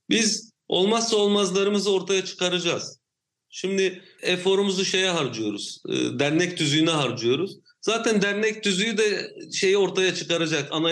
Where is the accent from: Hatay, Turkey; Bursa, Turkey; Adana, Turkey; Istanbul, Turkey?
Hatay, Turkey; Samandağ; Samandağ benim memleketim